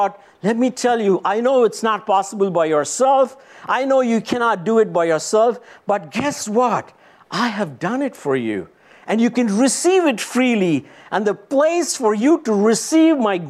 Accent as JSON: {"language": "English", "country": "India", "tie": "born or raised there", "moved": "yes", "said": "I was born and raised in India"}